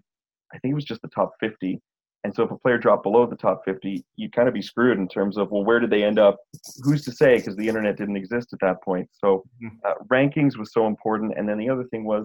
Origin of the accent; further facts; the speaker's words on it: Montreal, Quebec, Canada; now in Toronto, Canada; the corner stores where I was growing up in Montreal at the Dépanneur